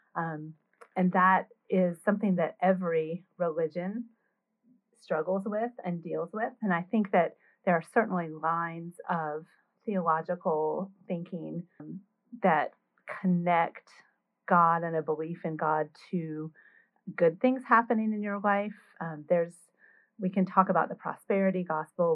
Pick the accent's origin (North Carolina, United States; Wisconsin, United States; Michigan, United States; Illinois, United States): North Carolina, United States; I grew up in North Carolina as a Baptist